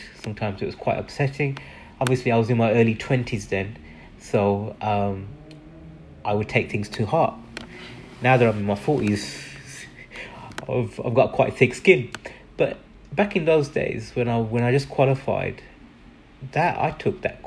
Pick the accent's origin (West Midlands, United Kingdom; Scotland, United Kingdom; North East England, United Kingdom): West Midlands, United Kingdom; Birmingham; I was born and bred in England. I'm a proud Brummie